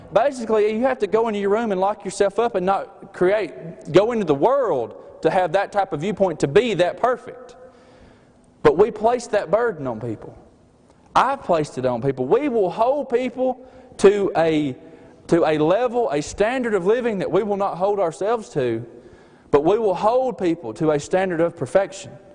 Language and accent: English; Alabama, United States; accent: slight accent; also born or lived in Cordova, Alabama; me and Mandy, we are from the state of Alabama